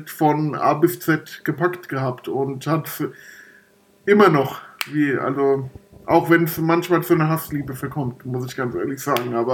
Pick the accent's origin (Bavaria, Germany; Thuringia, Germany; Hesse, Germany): Hesse, Germany; Frankfurt; Ich glaube, in der E-Jugend, da habe ich dann bei uns im Norden Frankfurts äh, das erste Mal im Verein gespielt.